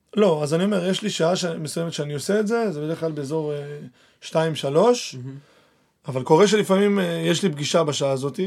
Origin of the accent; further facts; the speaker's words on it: Argentina; also born or lived in Petah Tikva; now in Israel; עכשיו אני ארגנטינאי